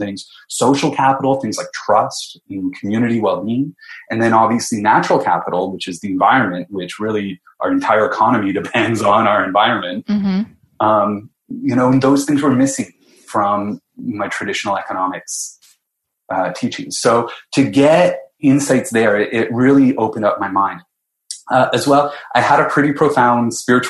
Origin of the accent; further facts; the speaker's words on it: London, Ontario, Canada; moved away as an adult; also born or lived in Halifax / Sweden; I grew up in London, Ontario